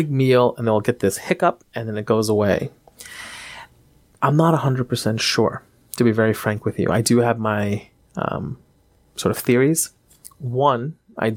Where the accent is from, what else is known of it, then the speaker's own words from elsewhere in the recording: India; I'm from India. Everything we eat has turmeric in it.